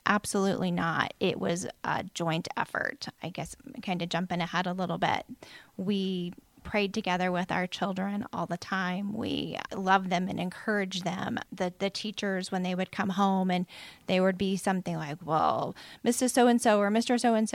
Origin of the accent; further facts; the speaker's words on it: Lafayette, Indiana, United States; grew up in Lafayette